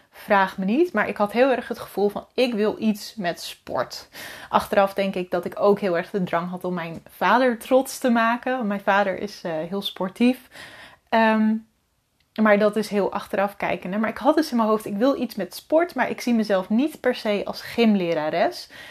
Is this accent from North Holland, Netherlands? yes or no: yes; Wieringerwaard, North Holland, Netherlands; also born or lived in Alkmaar; Mijn ouders die wonen in een klein, woonden in een klein dorpje in Noord-Holland, Wieringerwaard.